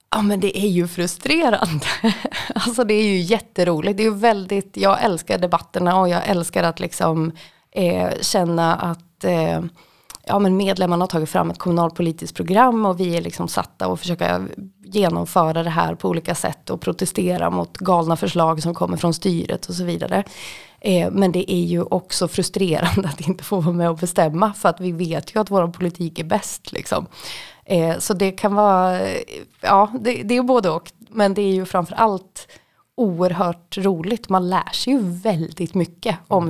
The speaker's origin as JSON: {"language": "Swedish", "town": "Sala", "region": "Västmanland", "country": "Sweden", "also_born_or_lived": "Västerås / Gothenburg", "moved": "as an adult", "lives_now": "Malmö, Sweden", "said": "runt om Sala där jag kommer ifrån"}